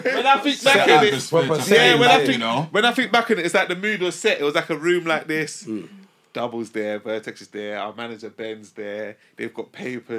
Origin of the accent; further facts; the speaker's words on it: London, United Kingdom; we're from Tottenham